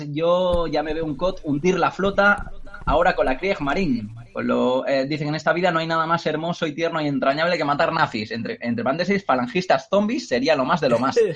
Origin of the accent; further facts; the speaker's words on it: Cornellà de Llobregat, Catalonia, Spain; el, mío también, Cornellá.